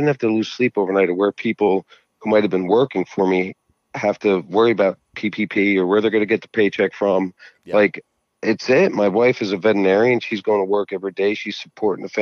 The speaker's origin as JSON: {"language": "English", "region": "New Jersey", "country": "United States", "said": "I'm from Jersey."}